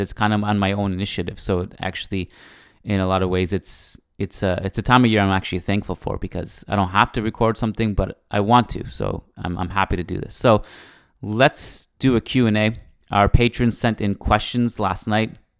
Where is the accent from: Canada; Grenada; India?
Canada; as a Canadian